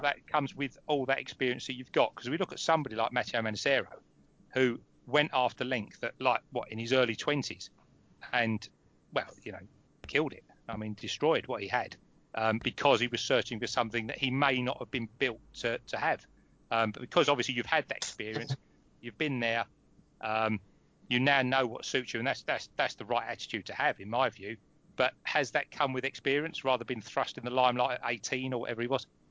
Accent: Essex, East of England, United Kingdom; I'm from Essex as well. I'm in Romford.

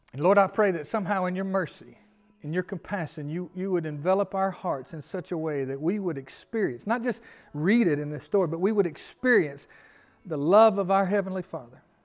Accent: Memphis, Tennessee, United States; now in Gilbertown, United States; I'm from Memphis

